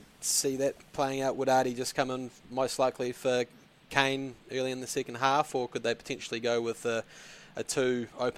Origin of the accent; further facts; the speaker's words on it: New Zealand; Obviously, I'm a New Zealander.